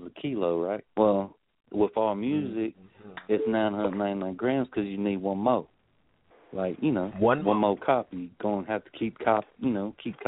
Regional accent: New York City, New York, United States; I'm from Bed-Stuy, Brooklyn

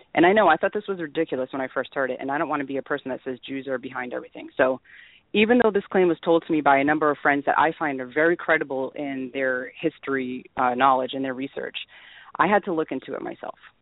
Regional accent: New England, United States; accent: New England; my New England accent

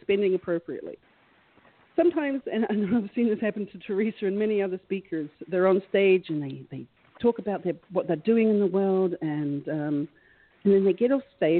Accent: New Zealand; moved away; I'm originally from New Zealand

